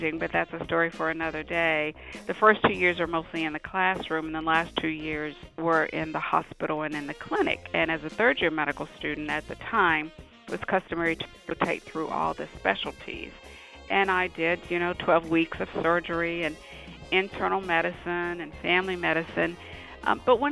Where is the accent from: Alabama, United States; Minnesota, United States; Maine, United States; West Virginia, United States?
West Virginia, United States; Bluefield; moved away as an adult; now in Atlanta, United States; Born and raised in Bluefield, West Virginia, a small town in southern West Virginia